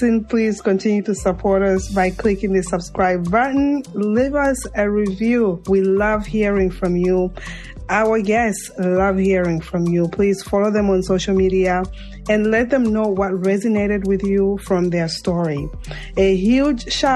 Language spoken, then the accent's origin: English; Zambia; now in United States; the rural Zambia, my home country